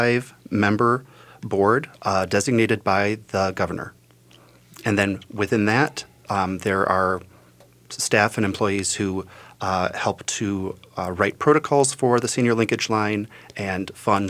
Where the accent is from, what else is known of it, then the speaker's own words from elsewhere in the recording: rural Central Michigan, United States; moved away as an adult; also born or lived in Chicago suburbs, Illinois; now in Twin Cities, United States; I am originally from Central Michigan, rural Central Michigan.